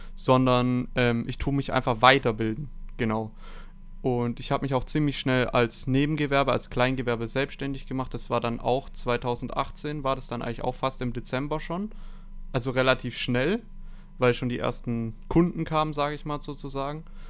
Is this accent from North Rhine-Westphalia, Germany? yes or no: no; Stuttgart, Baden-Württemberg, Germany; 22 Jahre alt, ich komme aus Stuttgart